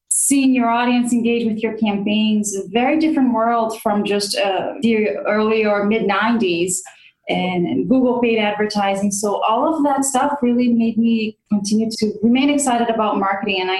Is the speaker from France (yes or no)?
no; Brazil; moved away as an adult; also born or lived in United States; I grew up in Brazil knowing that I wanted to come to the United States and I wanted to come to college in the US.